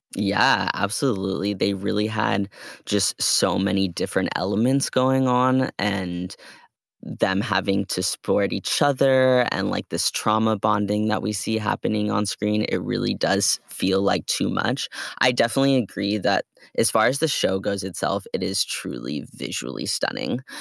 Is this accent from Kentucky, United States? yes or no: no; Bay Area, California, United States; we're from the Bay Area